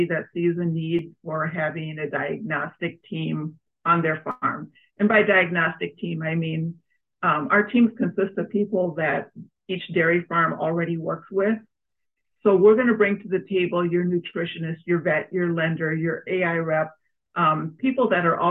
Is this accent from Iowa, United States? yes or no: no; Mayer, Minnesota, United States; now in Cologne, United States; I grew up in Mayer, so I've been a Carver County resident almost all my whole life